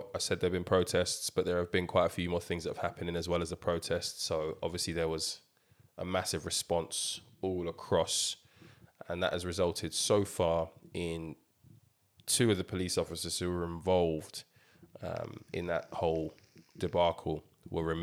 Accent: Nigeria; we're all Nigerian

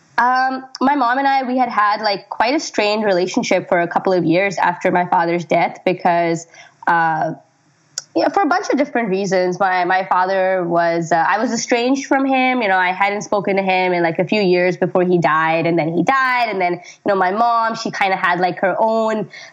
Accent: Pakistan; moved away; when I was growing up in Pakistan

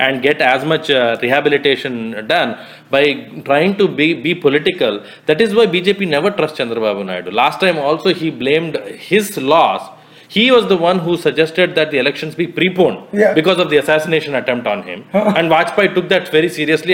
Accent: Hyderabad, Telangana, India; As a Telugu who loves both these states equally, I've been born and raised in Hyderabad, but I come from the Andhra Pradesh

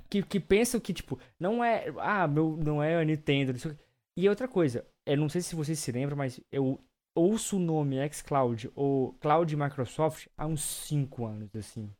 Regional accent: Brazil; enquanto brasileiros

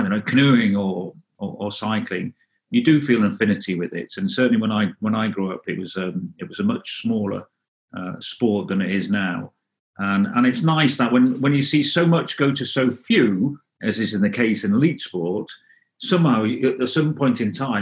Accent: North Wales, United Kingdom; first language Welsh; English is a second language; moved away; also born or lived in Derby; we moved, when I was 1 year old, we moved as a family to North Wales, and I started nursery there at two, and it was very Welsh-speaking. And so I grew up in as with Welsh as my first language until I was, until I moved away.

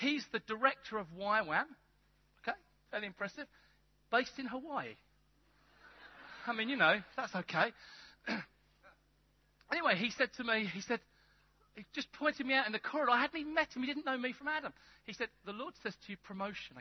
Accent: England, United Kingdom; I'm English, but not that English.

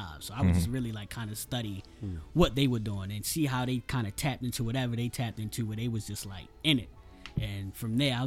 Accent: Baltimore, Maryland, United States; East Baltimore, I grew up

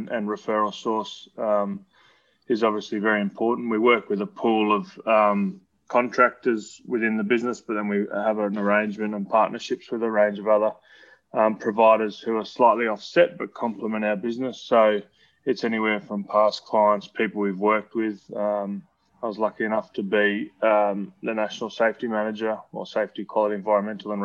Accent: Brisbane, Queensland, Australia; also born or lived in Newcastle, New South Wales; I was born in Newcastle in Belmont down there. But then we moved back to Queensland when I was about six. Grew up here and always been kind of western suburbs of Brisbane

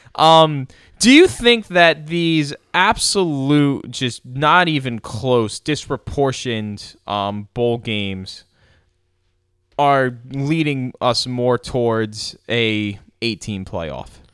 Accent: United States; also born or lived in New York / Philadelphia; growing up in New York and Philly

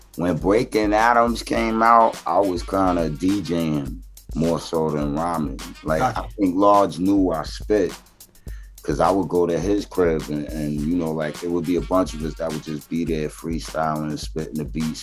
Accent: New York City, New York, United States; I was born in Flushing

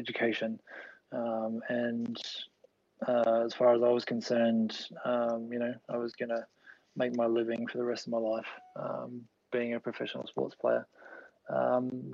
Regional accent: Gold Coast, Queensland, Australia; also born or lived in Melbourne, Victoria; I was born in Melbourne, Queen Victoria Hospital, which is, as I understand it, is no longer there, or part of the building is still there. And grew up in Victoria until I was about 8, and then our family moved up to the Gold Coast.

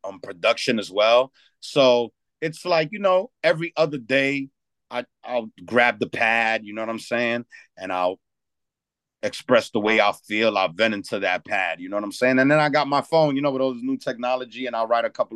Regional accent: New York City, New York, United States; born or raised there; also born or lived in Dominican Republic (ancestry)

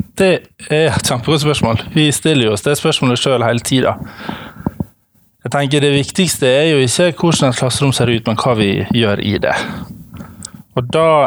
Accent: Ålesund, Møre og Romsdal, Norway; jeg kommer fra Ålesund

